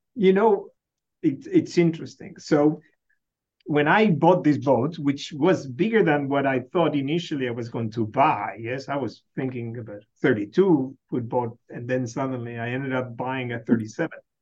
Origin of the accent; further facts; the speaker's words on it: Buenos Aires, Argentina; now in Michigan, United States; I was born in Buenos Aires.